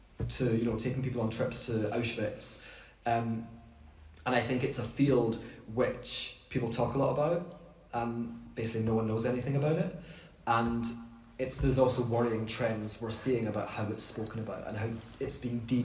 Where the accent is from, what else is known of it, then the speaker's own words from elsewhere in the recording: Scotland, United Kingdom; when we grew up in Scotland, we ate pomegranate